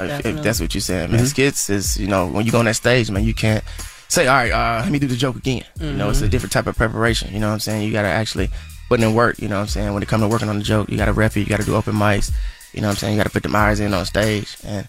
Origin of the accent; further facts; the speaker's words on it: Atlanta, Georgia, United States; For me, I just did my hometown, Atlanta.